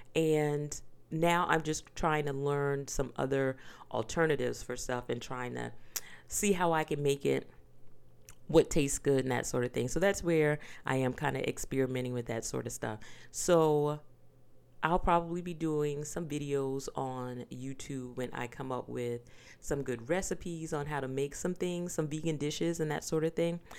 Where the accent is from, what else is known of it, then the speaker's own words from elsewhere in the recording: the South, United States; I am from the South. I grew up on pork